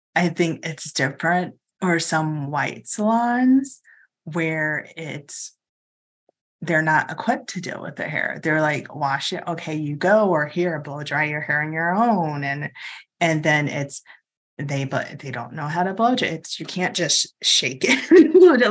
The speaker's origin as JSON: {"language": "English", "town": "Chicago", "region": "Illinois", "country": "United States", "tie": "born or raised there", "also_born_or_lived": "Lake Forest, Illinois", "said": "I grew up in Hyde Park. We lived in Hyde Park until I was thirteen, and then we moved up to Lake Forest"}